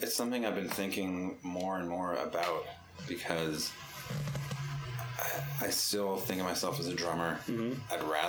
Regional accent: Holliston, Massachusetts, United States; Holliston. {S1} Holliston. {S2} Yeah. Little town.

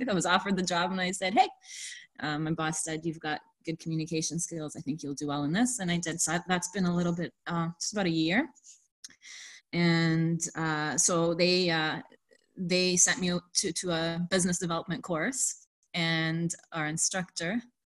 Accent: Lebanon; now in Canada; I'm from Lebanon. So I grew up around Francophones, people who speak French.

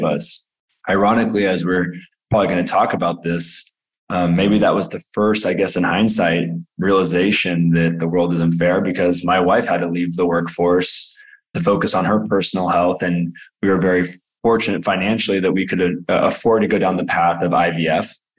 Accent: Alameda, California, United States; I grew up in a small town, Alameda, California

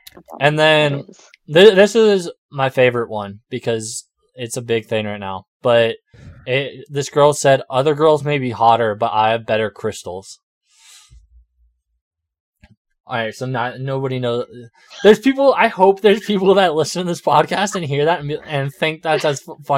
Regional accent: Austin, Texas, United States; No, that the tarot reading shit is because I was from Austin.

